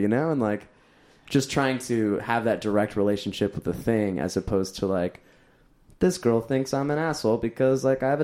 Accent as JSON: {"language": "English", "area": "Orange County", "region": "California", "country": "United States", "tie": "born or raised there", "said": "I grew up in Orange County and like Anaheim and like Huntington Beach"}